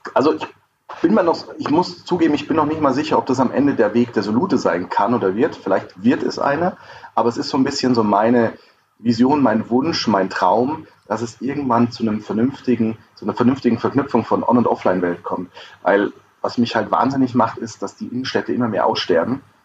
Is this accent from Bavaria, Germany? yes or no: yes; Lower Bavaria, Germany; also born or lived in Cologne; ich bin Niederbayer